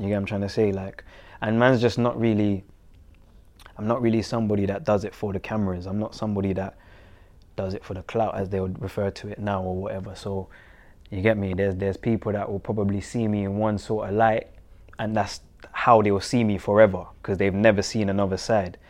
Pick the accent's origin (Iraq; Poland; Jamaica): Jamaica; now in England; where I'm from and what comes with that, in terms of Jamaica